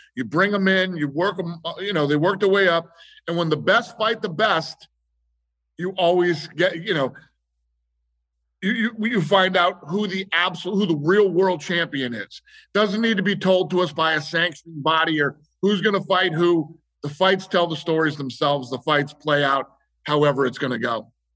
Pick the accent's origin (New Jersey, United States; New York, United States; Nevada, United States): Nevada, United States; Las Vegas; I grew up here in Vegas